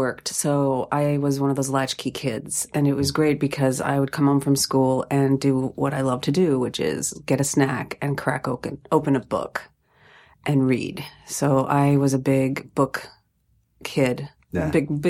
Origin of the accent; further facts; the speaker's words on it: Sylvania, Ohio, United States; I grew up in Ohio. Where? Just outside of Toledo in Sylvania.